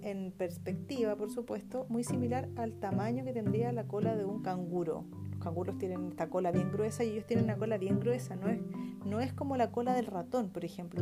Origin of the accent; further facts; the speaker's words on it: Chile; Nosotros que somos chilenos